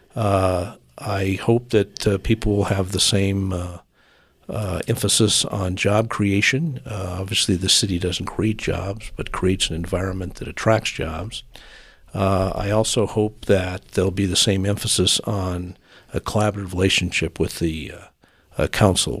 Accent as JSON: {"language": "English", "town": "Colorado Springs", "region": "Colorado", "country": "United States", "tie": "born or raised there", "said": "this is my hometown. I've lived here all my life."}